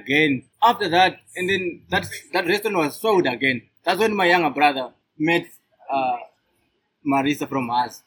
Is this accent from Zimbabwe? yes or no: yes; Zimbabwe; moved away as an adult; also born or lived in South Africa; now in Stellenbosch, South Africa; I was born in Zimbabwe. I'm I'm a Zimbabwean by birth. I came here um, 10 to 11 years ago